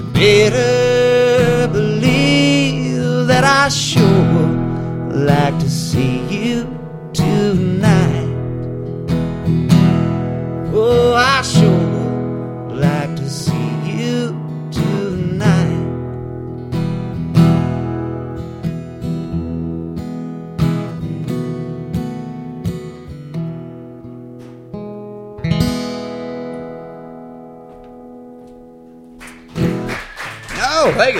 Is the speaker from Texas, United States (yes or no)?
yes; Amarillo, Texas, United States; I was born in Amarillo, Texas